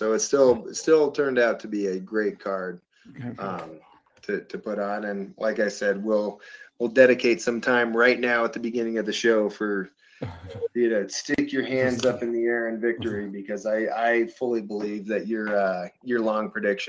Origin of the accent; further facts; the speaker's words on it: Denver, Colorado, United States; You know, I think about, like, you know, my hometown, football team, the Denver Broncos, in season tickets.